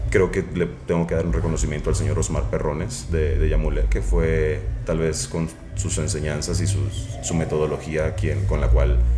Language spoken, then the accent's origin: Spanish; Tijuana, Baja California, Mexico; now in United States; yo soy originario de Tijuana, México aunque ahorita tal vez en el ámbito y en el mundo ya, ya no lo parezca, porque como lo dijiste, radicamos en los Estados Unidos